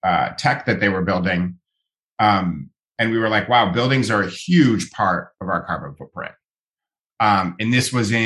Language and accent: English; Ohio, United States; now in California, United States; I grew up in Ohio